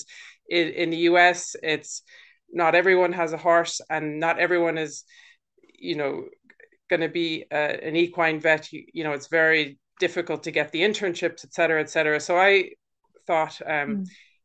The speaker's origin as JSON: {"language": "English", "country": "United States", "tie": "born or raised there", "also_born_or_lived": "London, United Kingdom", "moved": "as an adult", "lives_now": "Wexford, Ireland", "said": "I'm from the States and grew up there"}